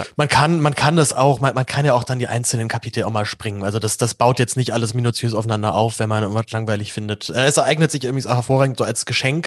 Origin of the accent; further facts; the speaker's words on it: Berlin, Germany; ich bin ja als Berliner